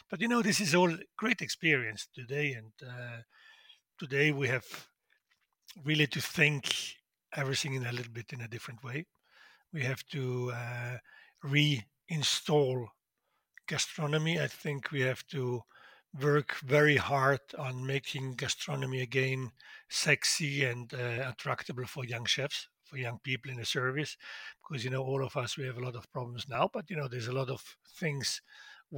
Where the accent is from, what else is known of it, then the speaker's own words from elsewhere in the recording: South Tyrol, Trentino-Alto Adige, Italy; In Südtirol, we have 60% still German-speaking because we used to be Austrian until 1918